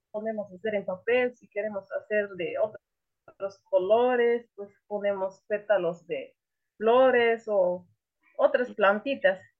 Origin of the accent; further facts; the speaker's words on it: Oxchuc, Chiapas, Mexico; Este, es de Oshuk, yo hablo celtal.